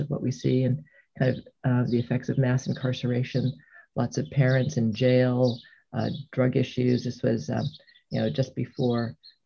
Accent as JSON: {"language": "English", "town": "Hartford", "region": "Connecticut", "country": "United States", "tie": "born or raised there", "said": "I grew up in the Hartford, Connecticut area"}